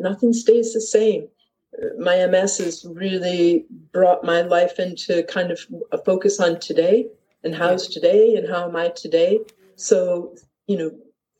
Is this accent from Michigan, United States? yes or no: yes; Detroit, Michigan, United States; moved away as an adult; also born or lived in Leith, Edinburgh, Scotland; now in Edinburgh, United Kingdom; I am American. I come from Detroit